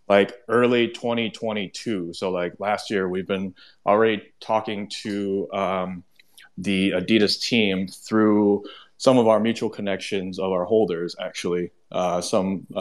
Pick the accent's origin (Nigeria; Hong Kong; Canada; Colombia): Hong Kong; moved away as an adult; now in Chicago area, United States; I'm born and raised in Hong Kong, and moved away in like 2015